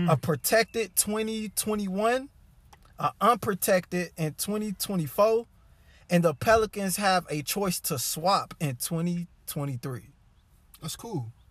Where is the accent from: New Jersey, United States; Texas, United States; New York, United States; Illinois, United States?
Texas, United States; Dallas; I'm from Dallas, Dallas, Texas.